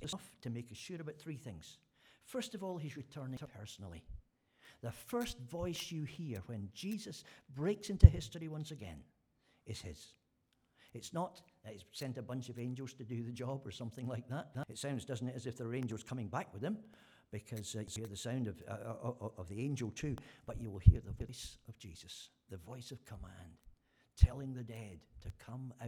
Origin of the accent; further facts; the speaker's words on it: Scotland, United Kingdom; being Scottish